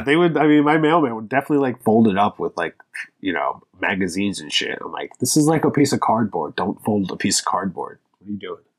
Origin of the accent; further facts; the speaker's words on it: Lancaster, Pennsylvania, United States; moved away as an adult; now in Philadelphia, United States; I'm from, originally, I grew up in Lancaster, Pennsylvania